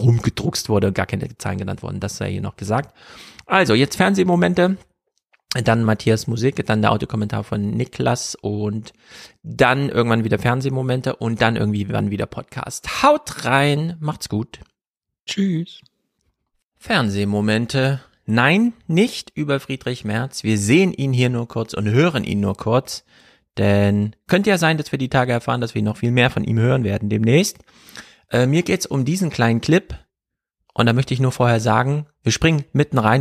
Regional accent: Jena, Thuringia, Germany; Wir kommen beide aus Thüringen. Ich ja aus dem urbanen Mega-Metropolenzentrum Jena

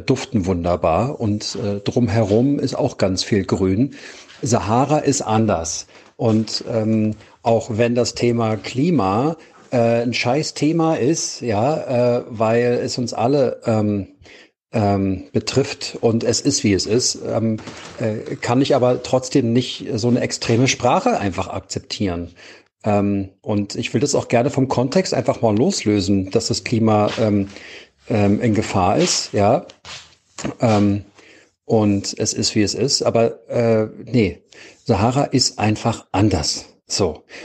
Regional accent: Berlin, Germany; ich bin aus Berlin und wohne hier am Bundesplatz

